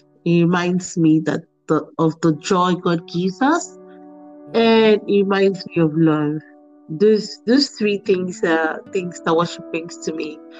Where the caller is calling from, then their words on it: Dubai, United Arab Emirates; I'm joining in from Dubai in UAE.